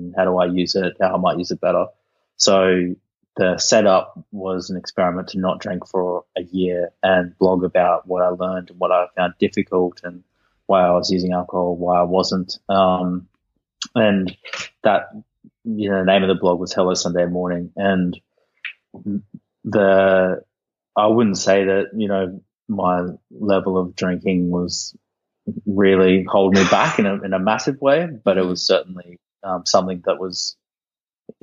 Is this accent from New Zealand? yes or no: no; Sunshine Coast, Queensland, Australia; now in Sydney, Australia; I was raised on the Sunshine Coast in Australia